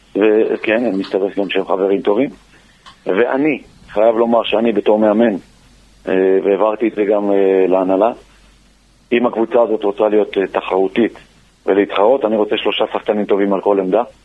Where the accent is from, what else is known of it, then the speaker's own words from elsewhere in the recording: Beersheba, Southern District, Israel; גם אני באר שבעי